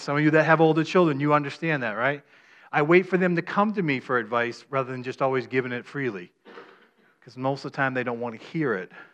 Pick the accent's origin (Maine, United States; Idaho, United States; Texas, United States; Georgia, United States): Maine, United States; I'm from Maine